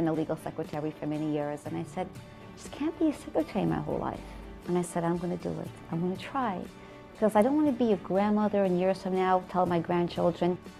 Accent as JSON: {"language": "English", "town": "New York City", "region": "New York", "country": "United States", "tie": "born or raised there", "said": "I grew up in the Hasidic community of Borough Park"}